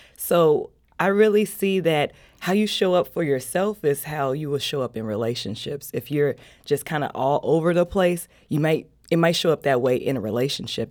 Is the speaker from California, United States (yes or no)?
no; Chicago, Illinois, United States; moved away as an adult; now in St. Louis, United States; I've been living here in Saint Louis for seven years. I'm from Chicago